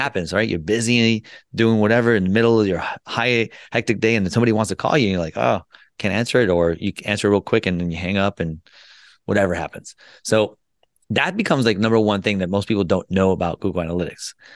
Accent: United States; also born or lived in Colombia / Florida; I was born in Columbia, South America, and I was made in the U S. And what I mean by that, I came here when I was two years old, and I grew up

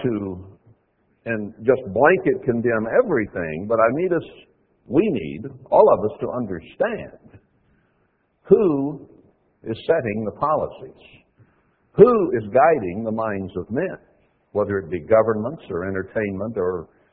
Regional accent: United States; We grew up in America

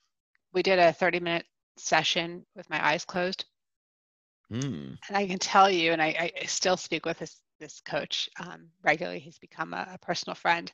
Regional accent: East Coast, United States; moved away as an adult; also born or lived in Pennsylvania; now in Colorado, United States; I'm originally from the East Coast.

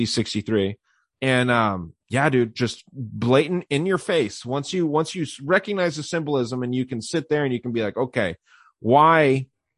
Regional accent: Arizona, United States; my home state of Arizona

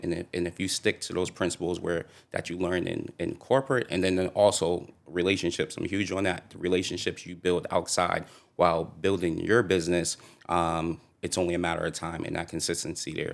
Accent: Boston, Massachusetts, United States; grew up in Dorchester

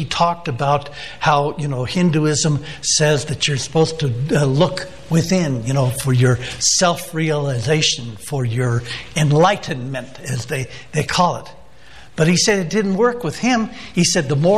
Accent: San Diego, California, United States; I'm from Southern California. I'm from the San Diego area

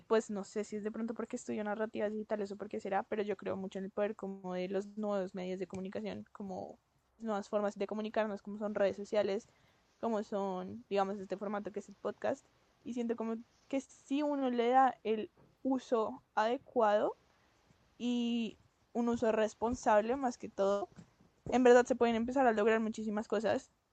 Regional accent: Colombia; nosotros somos de Colombia, pues por si no se notan los acentos

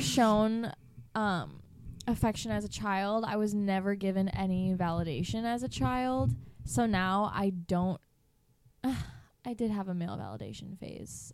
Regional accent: east side of Michigan, United States; moved away as an adult; I grew up on the east side of Michigan

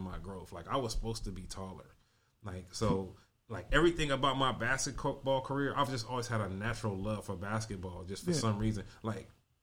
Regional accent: Compton, California, United States; I grew up in Compton as an only child

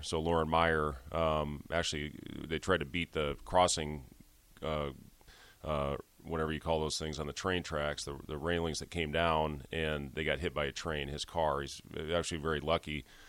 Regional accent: Ames, Iowa, United States; also born or lived in Lincoln, Nebraska; So I was born in Lincoln. Um, I was two years old when I moved to Ames, and you know that's really what I, I considered my home

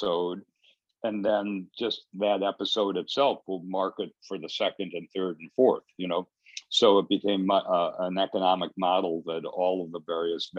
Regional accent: Detroit, Michigan, United States; moved away; also born or lived in Los Angeles; I was born in Detroit and grew up around the time of the Detroit riots in the 60s.

